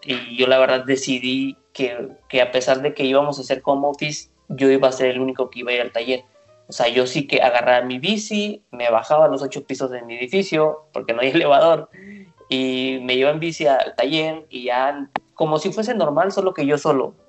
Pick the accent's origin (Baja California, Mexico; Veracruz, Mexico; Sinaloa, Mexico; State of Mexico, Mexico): Veracruz, Mexico; now in Mexico City, Mexico; yo soy de Veracruz, trabajo, ya llevo viviendo aquí 14 años en Ciudad de México